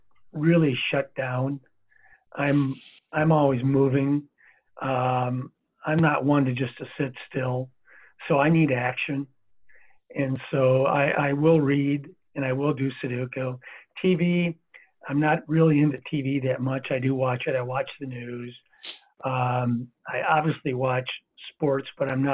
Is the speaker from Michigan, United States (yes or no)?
yes; Michigan, United States; Being from Michigan